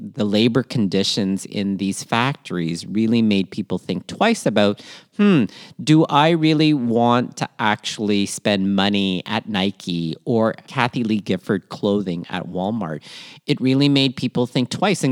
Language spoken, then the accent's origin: English; Toronto, Ontario, Canada; also born or lived in Manila, Philippines; born in Manila, Philippines, raised in Toronto, Canada, and schooled all over southwestern